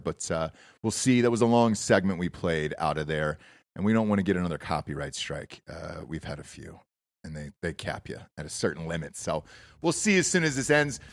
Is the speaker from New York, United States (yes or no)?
no; Georgia, United States; I grew up in Georgia